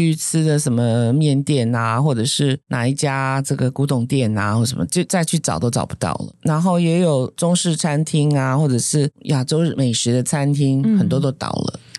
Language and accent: Chinese; southern Taiwan, Taiwan; now in Taipei, Taiwan; 嗯，好，就好像我们南部人会来台北，然后台北人去南部玩一样。